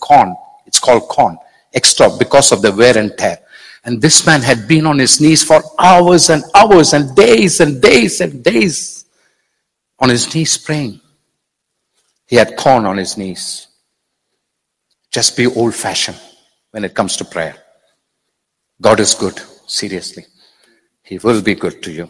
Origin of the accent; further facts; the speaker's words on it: India; I'm being very Indian now